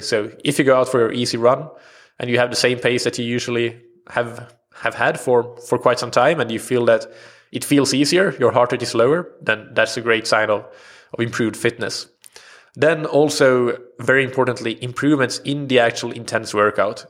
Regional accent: Sweden; first language Swedish; English is a second language; Swedish as, at first, which, uh, of course, is my native language

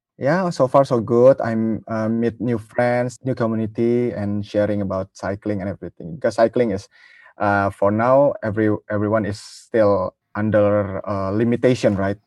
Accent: Jakarta, Indonesia; I'm from Jakarta, Indonesia

